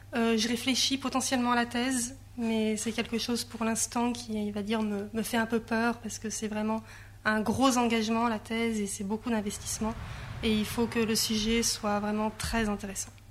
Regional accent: Grenoble, Auvergne-Rhône-Alpes, France; moved away; j'ai grandi à Grenoble, donc euh, j'étais loin de la mer

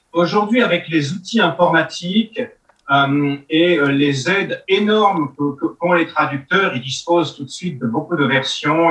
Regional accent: France; first language French; chez nous en France

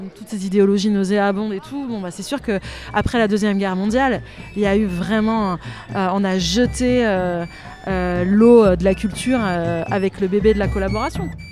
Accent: Antibes, Provence-Alpes-Côte d'Azur, France; moved away as an adult; also born or lived in Brazil; now in Languedoc, France; J'ai grandi à Antibes en partie.

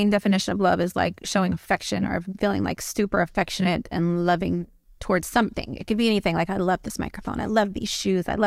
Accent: Louisiana, United States; also born or lived in California / Miami / North Carolina; um, I'm from Louisiana, um, born and raised. Grew up in California, Miami, Northern California, Southern California, North Carolina. Kind of moved around a lot.

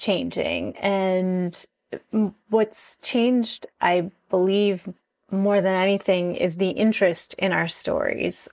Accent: Six Nations Reserve, Ontario, Canada; moved away as an adult; now in Toronto, Canada; I'm from the Six Nations Reserve. Um, my mom is from Aqua Zesnay. My dad is from Six Nations, and I've lived on the Six Nations Reserve up until I was about nineteen

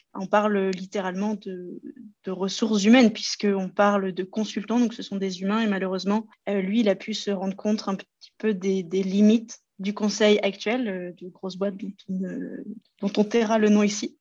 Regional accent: Loir-et-Cher, Centre-Val de Loire, France; moved away as an adult; also born or lived in Paris region; now in Lyon region, France; je suis originaire du Loir-et-Cher, dans le centre de la France

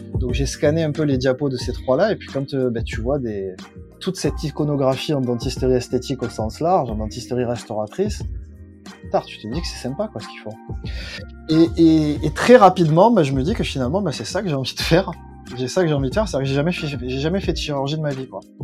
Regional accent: Plan-de-Cuques, Provence-Alpes-Côte d'Azur, France; also born or lived in Marseille; je suis né à Marseille, mais j'habite dans un village qui est euh, juste à côté de Marseille, qui s'appelle Plante de Cuc.

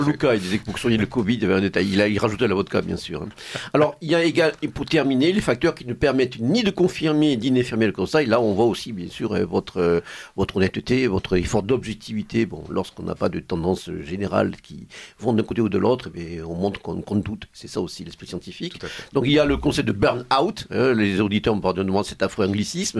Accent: Provence-Alpes-Côte d'Azur, France; accent: accent chantant (Provençal singing accent); la Provence charnelle que nous aimons, qui m'est cher en particulier, mon accent chantant euh, pouvant me marquer à ce niveau-là

